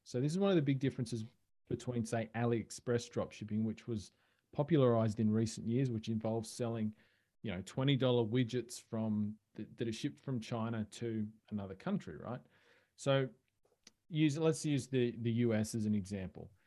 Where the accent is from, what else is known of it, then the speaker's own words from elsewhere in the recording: Australia; accent: Australian; I am Australian, as people can probably tell from my accent